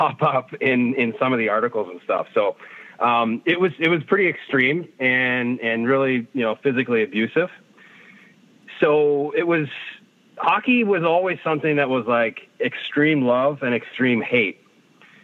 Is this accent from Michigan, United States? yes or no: yes; outside Detroit, Michigan, United States; moved away as an adult; now in Toronto, Canada; I grew up mostly outside Detroit